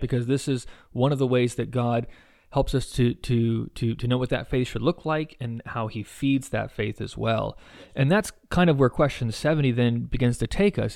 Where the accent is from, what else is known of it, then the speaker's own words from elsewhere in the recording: United States; as American evangelicals